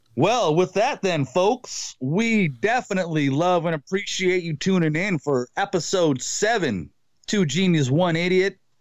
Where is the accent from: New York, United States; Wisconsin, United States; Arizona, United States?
Wisconsin, United States; my hometown, Wisconsin